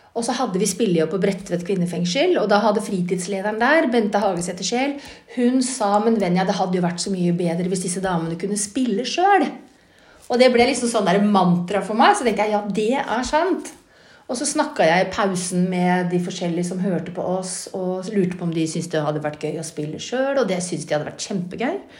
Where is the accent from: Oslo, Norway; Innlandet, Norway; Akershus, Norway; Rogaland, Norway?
Oslo, Norway; jeg vokste sjøl opp eh, på Ammerud